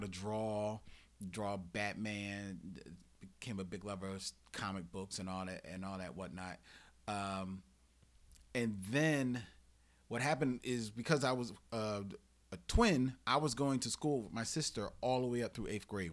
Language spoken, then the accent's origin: English; Philadelphia, Pennsylvania, United States; I was born in South Philly, but for all intents and purposes, I was raised in Germantown